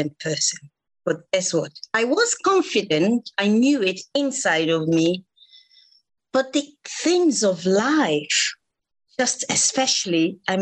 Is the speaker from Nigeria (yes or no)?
yes; Nigeria; moved away as an adult; now in United Kingdom; I was born in Nigeria, grew up in Nigeria. I actually came into this country 15 years ago.